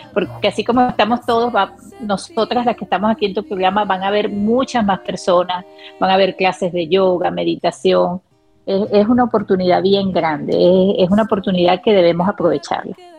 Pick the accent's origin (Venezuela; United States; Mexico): Venezuela; soy venezolana también